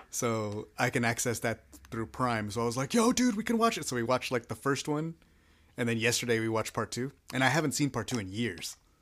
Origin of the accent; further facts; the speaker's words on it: Texas, United States; I'm a Texan